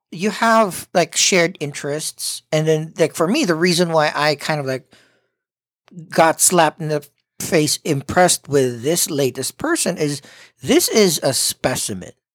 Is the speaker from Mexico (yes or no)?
no; Philippines; as a Filipino